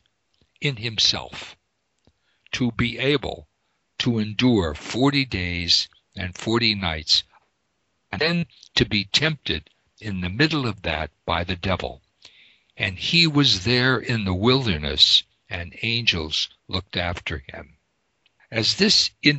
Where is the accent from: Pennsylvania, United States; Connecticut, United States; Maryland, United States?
Pennsylvania, United States; also born or lived in Sechura Desert, Peru; I'm from Pennsylvania